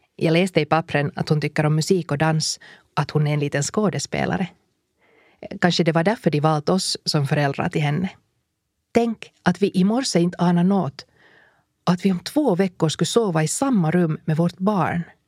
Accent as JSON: {"language": "Swedish", "country": "Finland", "said": "vi kommer från Finland"}